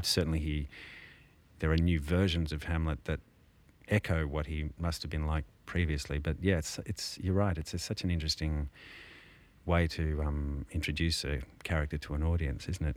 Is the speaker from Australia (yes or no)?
yes; Canberra, Australian Capital Territory, Australia; I grew up in Canberra